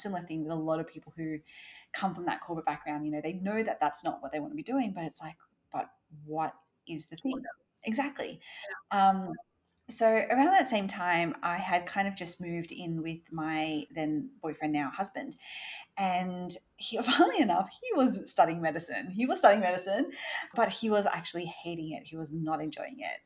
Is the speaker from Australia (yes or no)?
yes; Sydney, New South Wales, Australia; I grew up in Australia, in Sydney.